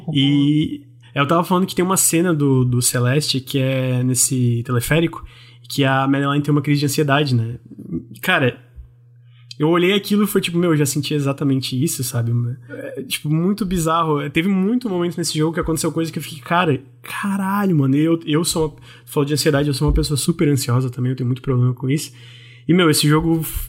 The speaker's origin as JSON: {"language": "Portuguese", "region": "Santa Catarina", "country": "Brazil", "said": "eu sou de Santa Catarina"}